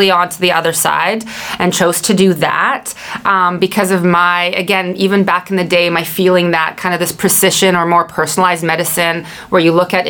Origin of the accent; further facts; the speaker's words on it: Vancouver, British Columbia, Canada; I hail from Vancouver, British Columbia, Canada